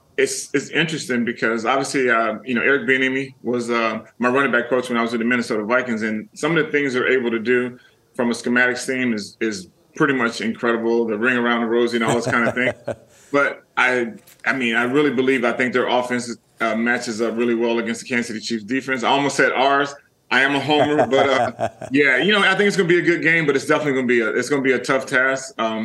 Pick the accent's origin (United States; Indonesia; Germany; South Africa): Germany; born there; Like, obviously, I was born in Germany. My dad was a military man for 32 years.